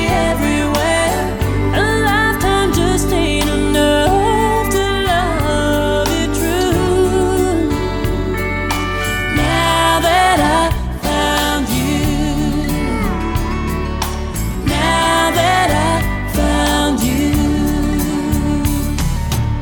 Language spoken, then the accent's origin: English; Medicine Hat, Alberta, Canada; born or raised there; moved away as an adult; also born or lived in Calgary, Alberta; now in Nashville, United States